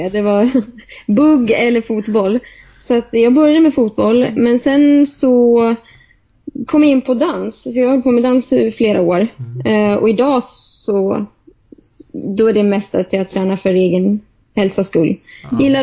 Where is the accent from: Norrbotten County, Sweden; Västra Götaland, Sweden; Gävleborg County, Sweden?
Gävleborg County, Sweden; Delsbo; born or raised there; moved away as an adult; now in Stockholm, Sweden